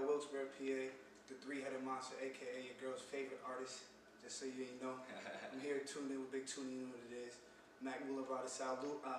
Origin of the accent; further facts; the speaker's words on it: Jamaica; I'm Jamaican, so I was around music my whole life